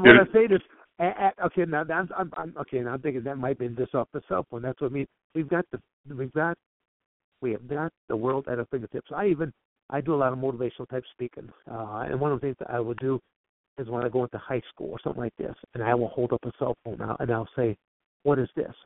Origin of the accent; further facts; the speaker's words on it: Michigan, United States; also born or lived in Coldwater, Michigan; I'm born and raised in Michigan